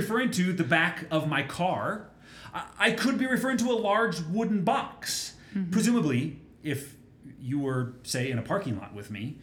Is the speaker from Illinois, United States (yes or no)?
no; Minnesota, United States; I grew up in Minnesota